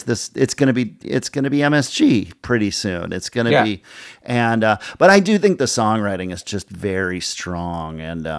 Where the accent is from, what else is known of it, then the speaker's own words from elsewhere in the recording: Minnesota, United States; the Minnesota State Fair, and … opened, and it was like, you know, I mean, it will always be my hometown, and there's nothing like the rush of getting on stage for a hometown show.